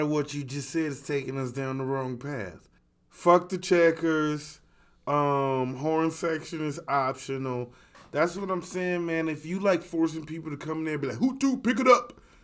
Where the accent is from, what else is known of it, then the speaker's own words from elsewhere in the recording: Chicago, Illinois, United States; we are from Chicago